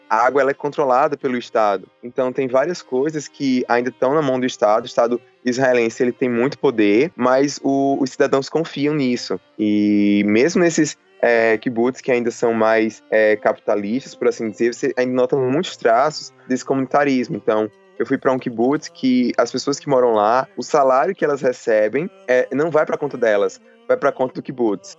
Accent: Brazil; nós que somos brasileiros, a gente tá vindo de fora

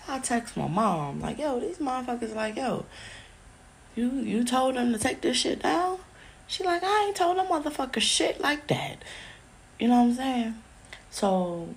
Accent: New York City, New York, United States; we're from Brooklyn, New York.

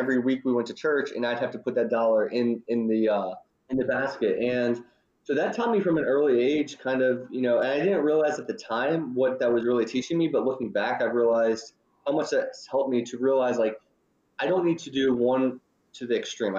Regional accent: Northern Kentucky, United States; also born or lived in Louisville, Kentucky; I grew up in Northern Kentucky, and I went down to the University of Louisville for college

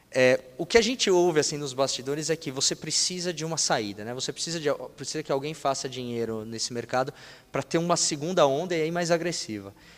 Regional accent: Brazil; somos brasileiros

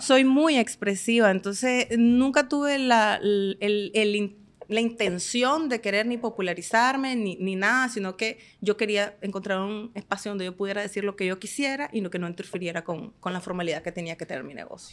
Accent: Estelí, Nicaragua; moved away as an adult; now in Managua, Nicaragua; yo soy de Estelí

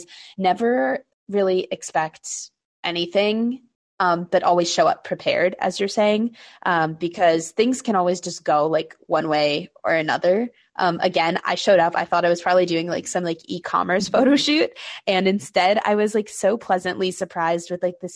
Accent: New York City, New York, United States; I was born and raised in New York City

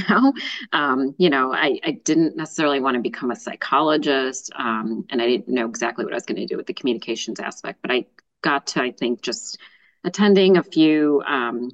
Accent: suburbs of Chicago, Illinois, United States; I've lived here my whole life in the suburbs of Chicago

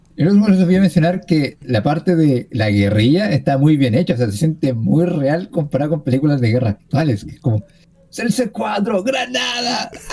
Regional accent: Chile; soy chileno

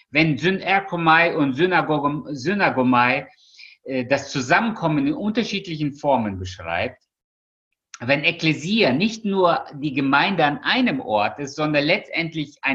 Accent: Russia; born there; Ich bin zwar in Russland geboren, aber ich habe es ja nicht mehr erlebt.

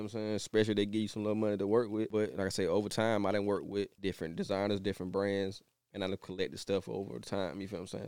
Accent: Atlanta, Georgia, United States; I grew up on the west side of Atlanta

